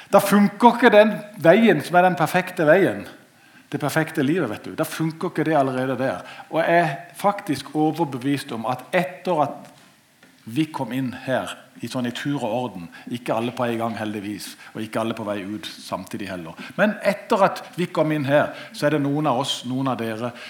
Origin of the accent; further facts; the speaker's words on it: Norway; Jeg er født og oppvokst i Marikveien. Siden gikk det bare oppover.